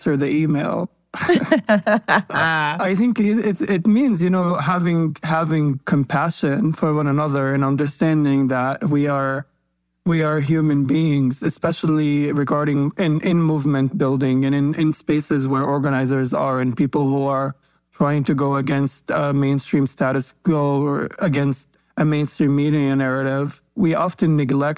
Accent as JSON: {"language": "English", "country": "Palestine", "tie": "born or raised there", "said": "I grew up in Palestine"}